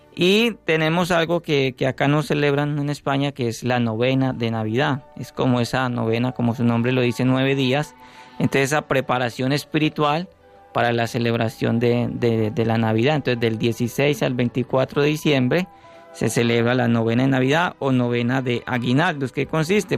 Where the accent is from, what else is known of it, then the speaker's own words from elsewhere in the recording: Medellín, Antioquia, Colombia; moved away; also born or lived in Urabá; yo soy de Medellín, cultura cultura paisa